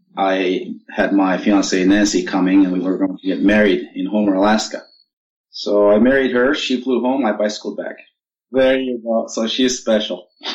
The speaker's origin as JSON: {"language": "English", "country": "Turkey", "tie": "born or raised there", "also_born_or_lived": "Cyprus / Washington D.C., United States / Seattle, United States", "moved": "as an adult", "lives_now": "Gig Harbor, United States", "said": "I was born in Cyprus, raised in Turkey. I came to United States in 1986 for graduate studies"}